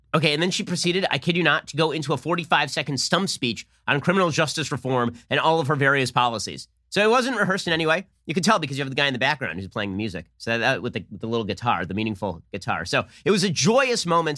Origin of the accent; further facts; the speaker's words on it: California, United States; I'm from California